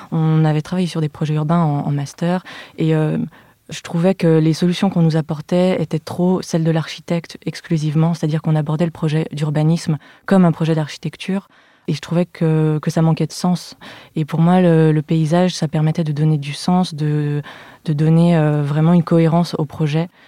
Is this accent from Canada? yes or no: no; Lyon, Auvergne-Rhône-Alpes, France; je suis née et j'ai grandi à Lyon.